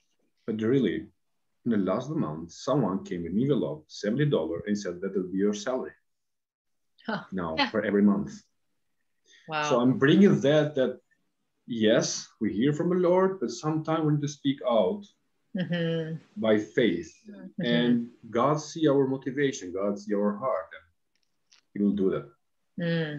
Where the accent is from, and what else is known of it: Albania; born or raised there